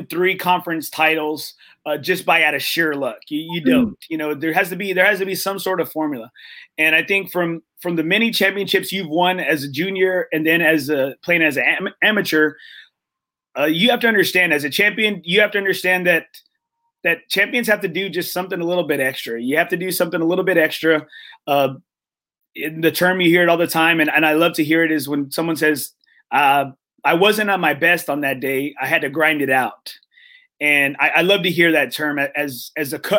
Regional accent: Corpus Christi, Texas, United States; I'm from Corpus Christi

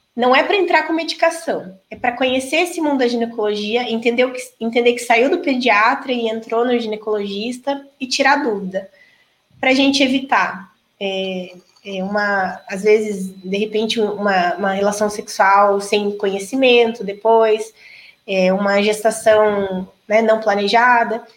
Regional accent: Toledo, Paraná, Brazil; also born or lived in Maringá, Paraná / Cascavel, Paraná; Eu sou de Toledo. Na verdade, eu nasci em Maringá, vim para cá com três anos. Então, cresci aqui

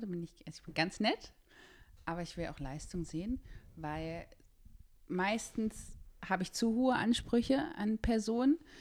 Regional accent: Berlin, Germany; ich bin in Berlin geboren

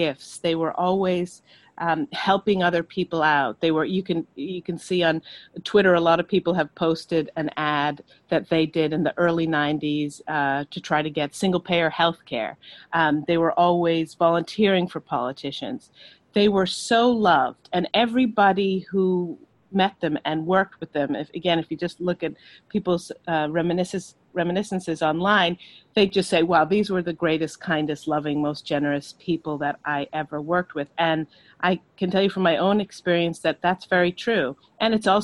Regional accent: Ireland; growing up in Ireland and being exposed to Anglo-Irish literature

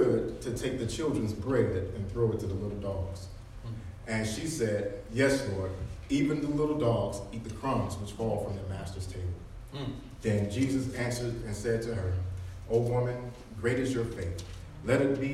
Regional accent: College Park, United States; I'm from College Park

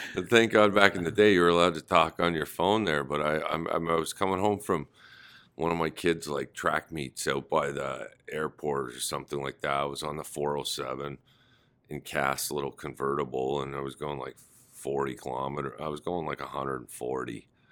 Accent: Toronto, Ontario, Canada; it had to be in my hometown

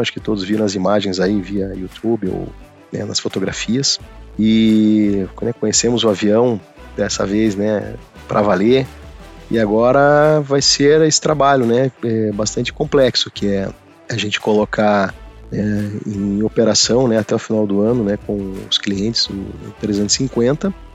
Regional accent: Curitiba, Paraná, Brazil; eu sou curitibano, né? Sou nascido em Curitiba, minha família toda de lá. É, eu fiz toda, toda a parte né, de estudo fundamental, né? A parte né, de educação lá em Curitiba mesmo

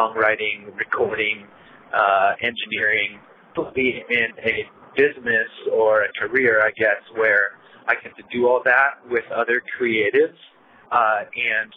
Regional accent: Connecticut, United States; moved away; also born or lived in Portland, Oregon; Growing up in Connecticut

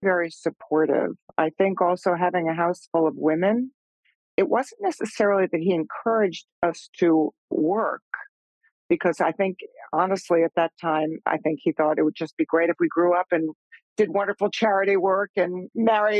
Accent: Long Island, New York, United States; I grew up out on Long Island

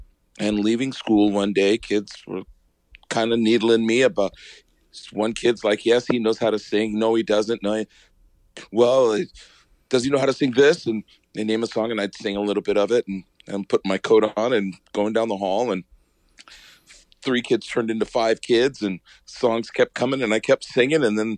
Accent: Lakewood, Washington, United States; also born or lived in Anchorage, Alaska; In 68, we moved down here from Anchorage, and I was all of 6.5, 7 years old and have pretty much grown up south of Tacoma in a little community called Lakewood.

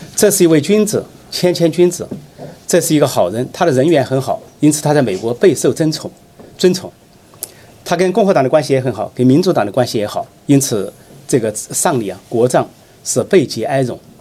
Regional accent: China; 我们中国人民

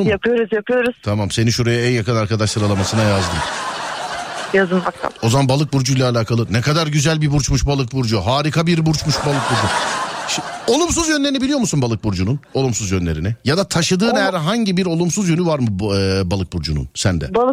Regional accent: Aydın, Turkey; Aydın'danım ben Aydın'dan.

